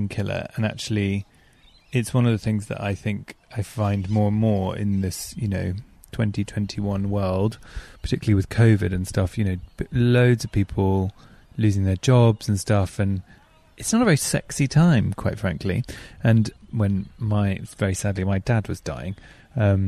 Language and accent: English; England, United Kingdom; I'm too English.